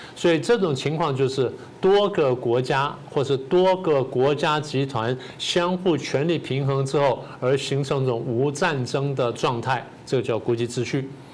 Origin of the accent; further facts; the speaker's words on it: Taiwan; 我们台湾人